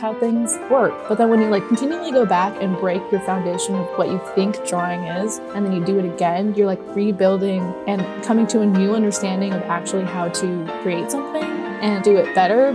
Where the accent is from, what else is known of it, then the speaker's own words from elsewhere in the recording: Seattle, Washington, United States; I grew up in Seattle, Washington